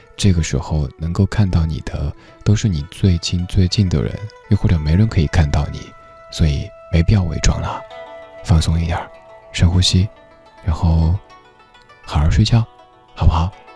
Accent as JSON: {"language": "Chinese", "town": "Chengdu", "region": "Sichuan", "country": "China", "tie": "born or raised there", "accent": "Sichuanese", "moved": "yes", "lives_now": "Beijing, China", "said": "我家乡成都"}